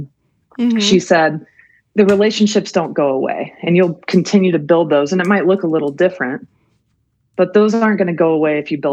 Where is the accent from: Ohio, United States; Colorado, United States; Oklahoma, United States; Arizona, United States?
Colorado, United States; moved away as an adult; I grew up in Colorado